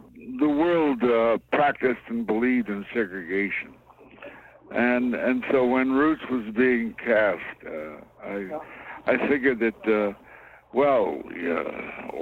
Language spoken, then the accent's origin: English; Kansas City, United States; moved away; I come from Kansas City, and I went to segregated schools.